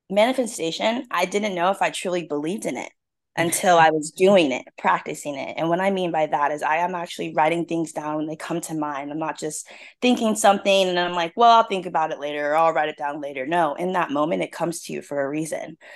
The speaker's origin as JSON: {"language": "English", "town": "Seattle", "region": "Washington", "country": "United States", "lives_now": "South Carolina, United States", "said": "So I'm originally from Seattle, Washington."}